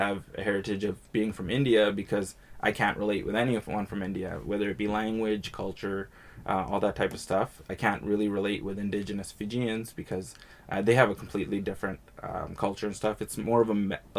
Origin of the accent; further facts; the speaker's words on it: Edmonton, Alberta, Canada; I was born and raised in Edmonton, but I'm a first generation Canadian. My parents were born in Fiji, and then a number of generations back, generally between four and six generations or five generations, would have been back from somewhere in India, somewhere in Pakistan